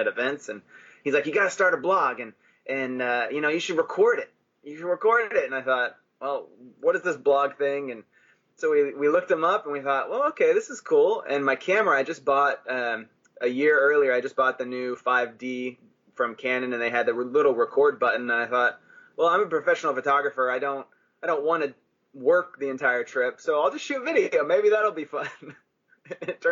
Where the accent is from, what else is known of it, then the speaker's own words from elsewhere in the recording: Texas, United States; moved away as an adult; we grew up in Texas